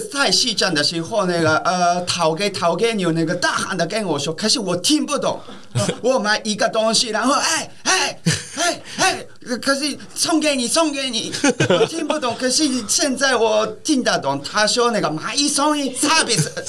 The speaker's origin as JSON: {"language": "Chinese", "region": "Osaka", "country": "Japan", "second_language": "Chinese", "lives_now": "Taiwan", "said": "南店呢这样的，我是大阪人，所以"}